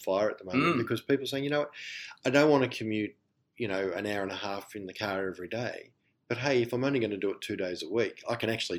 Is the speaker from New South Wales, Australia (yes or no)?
no; Melbourne, Victoria, Australia; where I'm from Melbourne.